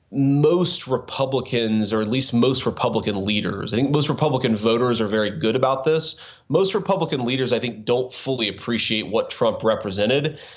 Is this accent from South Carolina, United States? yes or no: no; Cincinnati, Ohio, United States; we launched our VC firm in Cincinnati. You know, I'd been in VC the industry for a few years. I always wanted to do something in my hometown